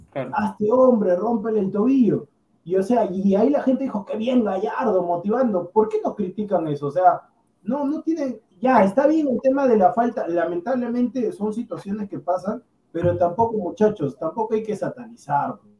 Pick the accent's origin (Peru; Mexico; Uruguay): Peru; yo como peruano